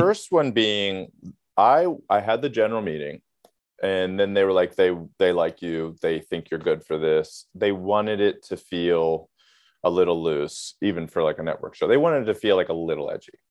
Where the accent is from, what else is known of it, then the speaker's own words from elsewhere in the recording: Maryland, United States; I grew up in Maryland